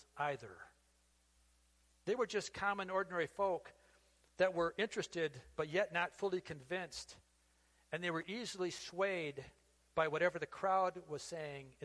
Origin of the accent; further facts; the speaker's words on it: United States; being an American, a patriotic American